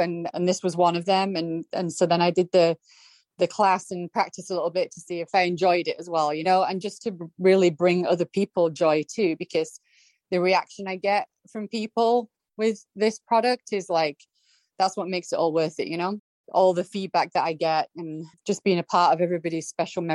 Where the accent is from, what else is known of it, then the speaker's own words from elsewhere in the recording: United Kingdom; now in San Anselmo, United States; I'm British